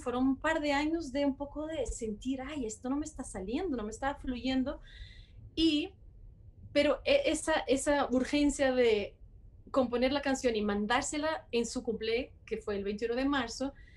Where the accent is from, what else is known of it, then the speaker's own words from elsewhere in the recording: Porto, Norte, Portugal; Spanish is a second language; also born or lived in Barcelona / Boston / Paris / Brussels; now in Bogotá, Colombia; yo soy de Portugal, de Porto, em, pero he viajado mucho, mucho por todo el mundo y viví en muchas ciudades diferentes